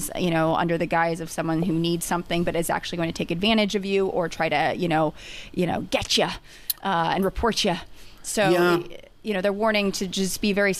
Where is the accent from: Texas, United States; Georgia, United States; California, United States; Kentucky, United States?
California, United States; Los Angeles; I grew up in Los Angeles